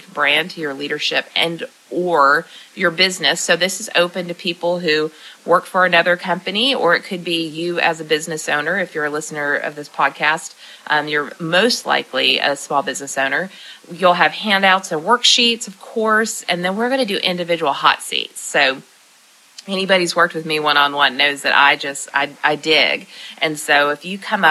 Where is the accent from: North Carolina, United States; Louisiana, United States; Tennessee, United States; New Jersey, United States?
Tennessee, United States; Lebanon; right here in my hometown in Lebanon, Tennessee